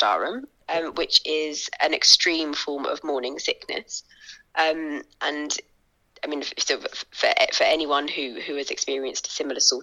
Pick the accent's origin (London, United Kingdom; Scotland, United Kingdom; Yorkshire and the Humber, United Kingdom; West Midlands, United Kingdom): London, United Kingdom; now in Suffolk, United Kingdom; I grew up in East London. I live sort of out sort of in Suffolk now